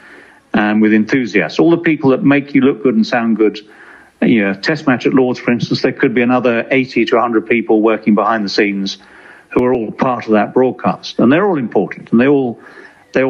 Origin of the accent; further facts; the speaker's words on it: England, United Kingdom; we as commentators, as English commentators in Australia